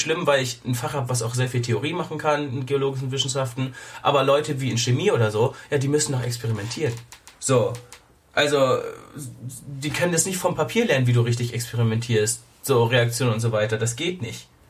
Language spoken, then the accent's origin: German; Germany; bei uns in Deutschland